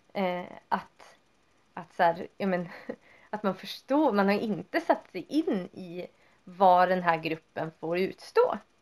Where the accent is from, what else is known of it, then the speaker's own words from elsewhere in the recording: Vindeln, Västerbotten County, Sweden; där jag växte upp, det är ju inte som om så här, man hade typ typ religiös, typ kristna friskolan i Vindeln